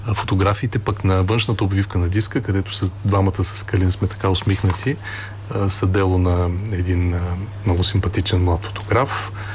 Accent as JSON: {"language": "Bulgarian", "town": "Sliven", "region": "Sliven Province", "country": "Bulgaria", "tie": "born or raised there", "said": "Ние двамата сме от Сливен"}